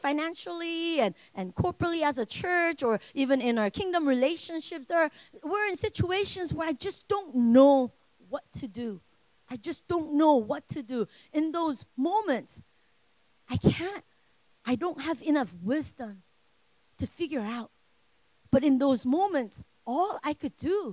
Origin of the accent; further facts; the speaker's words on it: United States; I'm Korean, but I grew up here.